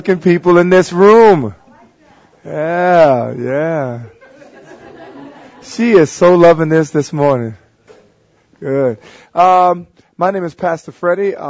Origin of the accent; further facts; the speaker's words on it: New Orleans, Louisiana, United States; I grew up in New Orleans and probably one of the most dangerous sections of New Orleans, the lower Ninth Ward.